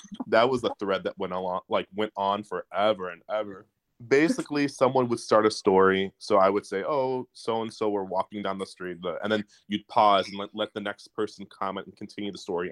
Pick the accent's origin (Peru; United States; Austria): United States; Detroit, Michigan; I'm from Detroit, Michigan.